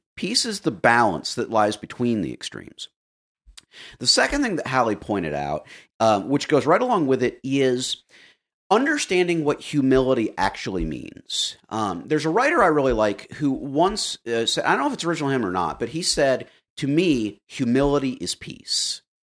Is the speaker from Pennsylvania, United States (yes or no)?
no; Florida, United States; I grew up in Florida